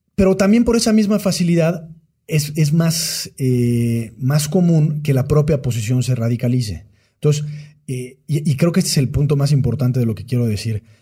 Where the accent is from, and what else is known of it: Mexico